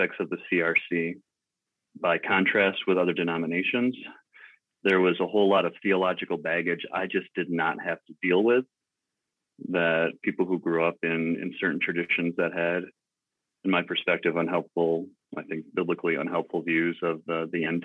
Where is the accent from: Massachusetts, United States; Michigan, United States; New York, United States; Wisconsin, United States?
Michigan, United States; West; moved away as an adult; now in Inwood, Iowa, United States; I grew up in West Michigan